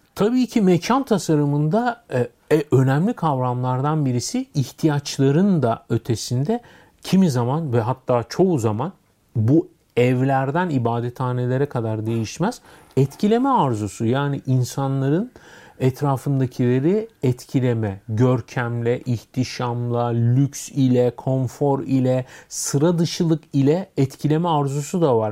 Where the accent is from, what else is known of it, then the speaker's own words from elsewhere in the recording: Istanbul, Turkey; also born or lived in Nişantaşı, Istanbul; Ben İstanbul'da doğdum büyüdüm. E, Yeşilköylüyüm